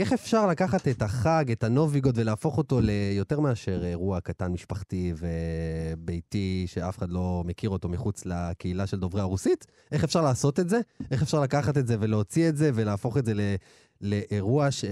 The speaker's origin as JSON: {"language": "Hebrew", "town": "Ashdod", "region": "Southern District", "country": "Israel", "tie": "born or raised there", "said": "לא חגגו נוביגוד כשהייתי ילד, באשדוד. אנחנו מרוקאים"}